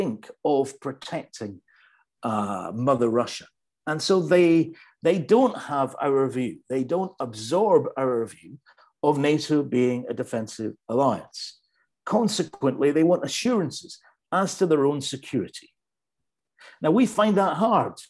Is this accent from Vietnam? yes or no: no; United Kingdom; now in Ukraine; I speak as a British citizen